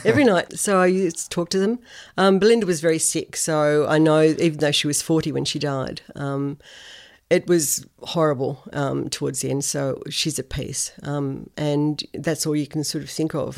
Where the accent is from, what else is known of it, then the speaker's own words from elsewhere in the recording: Sydney, New South Wales, Australia; moved away as an adult; also born or lived in Tamworth; now in Noosa, Australia; I grew up in Sydney. So Sydney was my hometown